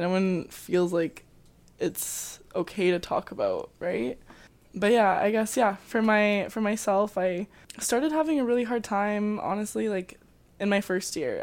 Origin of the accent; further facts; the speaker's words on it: Calgary, Alberta, Canada; moved away as an adult; now in Abbotsford, Canada; I am also from Calgary, so I came to U F C, um, to play varsity soccer